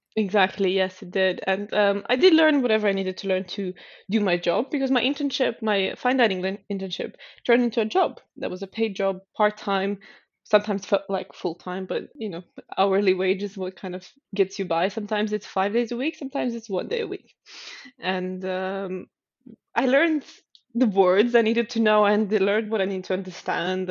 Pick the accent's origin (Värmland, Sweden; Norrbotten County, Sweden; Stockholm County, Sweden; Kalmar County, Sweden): Stockholm County, Sweden; Stockholm; moved away as an adult; also born or lived in Helsinki, Finland; Stockholm, which is my hometown.